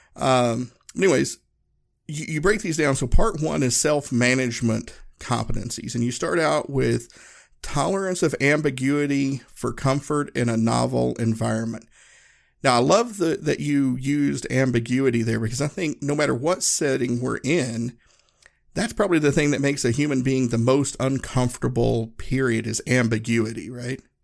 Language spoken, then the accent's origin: English; Appalachian Mountains, Northeast Tennessee, United States; moved away as an adult; I grew up in Northeast Tennessee, uh, Appalachian Mountains, um, and you know, everybody in my hometown looked like me